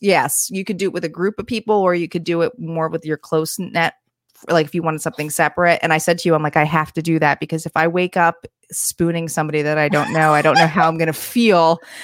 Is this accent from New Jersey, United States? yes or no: yes; New Jersey, United States; also born or lived in New York; I had come from New York and moved back to New Jersey